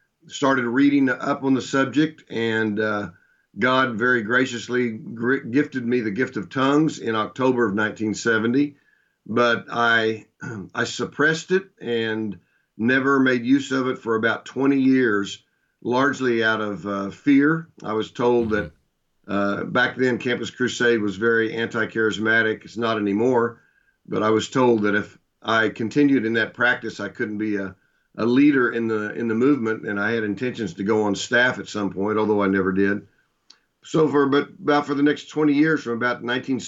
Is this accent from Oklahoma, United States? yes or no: yes; Shawnee, Oklahoma, United States; also born or lived in Midland, Texas / Duncan, Oklahoma / Dallas, Texas; I was born and raised in Shawnee, Oklahoma. Lived there for the first 10 years of my life.